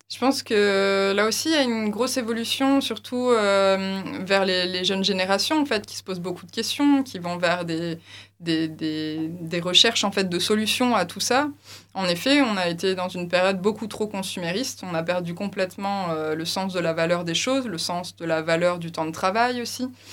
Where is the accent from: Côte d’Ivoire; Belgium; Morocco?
Belgium; Tournai, Wallonia; also born or lived in Lille; je suis originaire de Tournai.